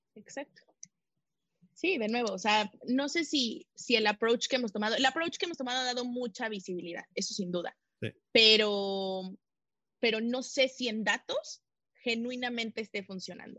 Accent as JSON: {"language": "Spanish", "country": "Mexico", "said": "soy mexicana"}